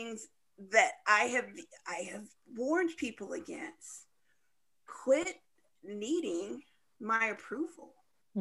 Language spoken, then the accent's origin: English; St. Charles, United States; I came from St. Charles